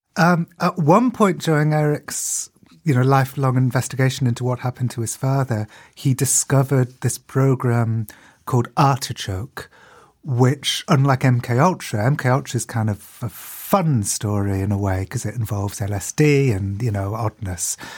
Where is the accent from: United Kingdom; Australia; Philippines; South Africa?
United Kingdom; I'm as British as they get